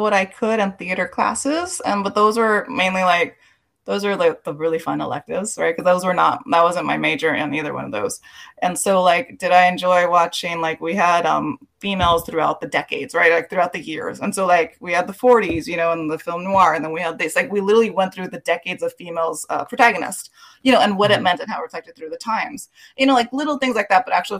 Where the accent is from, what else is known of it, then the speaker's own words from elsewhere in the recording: Los Angeles, California, United States; I am from East LA. I'm born and raised here, third generation.